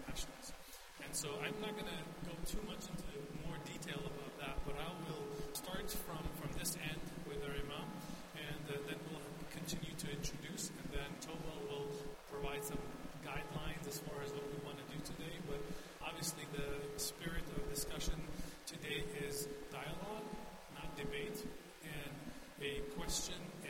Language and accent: English; Afghanistan; now in Albuquerque, United States; I've been here since 1989, and I'm originally from Afghanistan